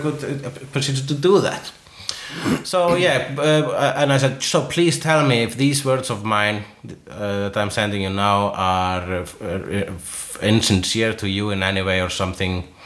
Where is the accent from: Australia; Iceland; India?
Iceland; first language Icelandic; English is a second language; as an Icelander